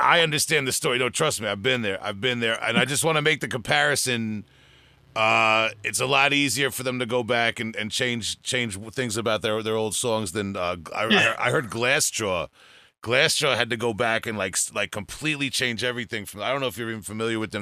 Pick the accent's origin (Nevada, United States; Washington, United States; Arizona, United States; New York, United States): New York, United States; Huntington Station; I'm from Huntington Station